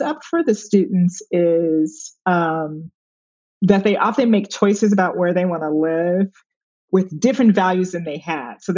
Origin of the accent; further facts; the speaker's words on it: Chicago, Illinois, United States; moved away as an adult; now in New York, United States; growing up on the South Side of Chicago, I went to Wendell Smith